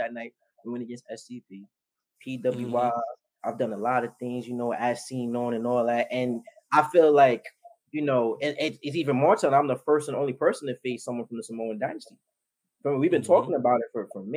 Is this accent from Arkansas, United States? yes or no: no; New York City, New York, United States; also born or lived in Ridgefield Park, New Jersey; I'm from the Bronx